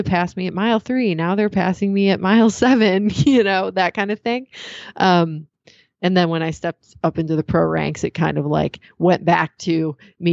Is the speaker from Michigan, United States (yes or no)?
yes; Michigan, United States; moved away as an adult; also born or lived in Chicago; now in Napa, United States; I grew up in Michigan